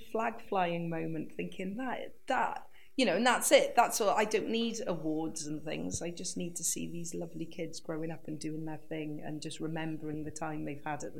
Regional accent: Wales, United Kingdom; I didn't realise that being quirky and kooky and just being me and being Welsh would be the foundation of a career.

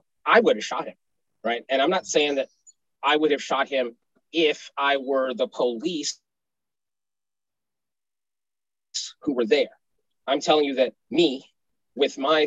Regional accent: Los Angeles, California, United States; I grew up in South Central Los Angeles, where Inglewood and LA meet on Crenshaw Boulevard, 67th Street

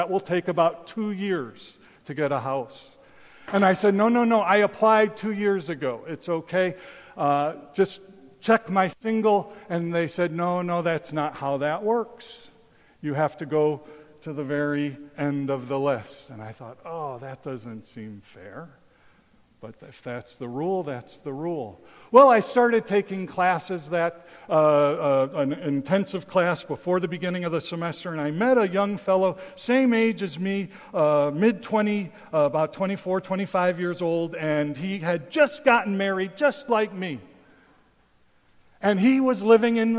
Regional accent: Chicago, Illinois, United States; moved away as an adult; also born or lived in Taipei, Taiwan; when I grew up in Chicago

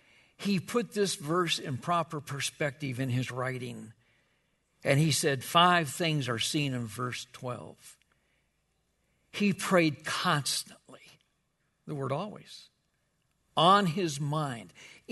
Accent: Wichita, Kansas, United States; I can remember when I grew up, I grew up in Wichita, Kansas, and the church we went with, we would meet on Wednesday night for a prayer meeting

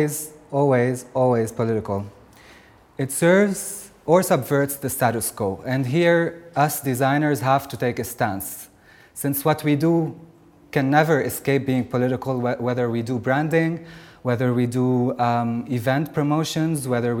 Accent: Lebanon; I come from Lebanon

